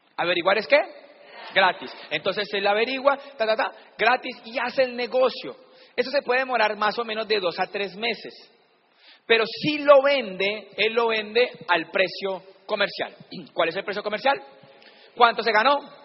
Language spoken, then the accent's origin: Spanish; Palmira, Valle del Cauca, Colombia; yo siempre digo que soy de Cali, pero soy de Palmira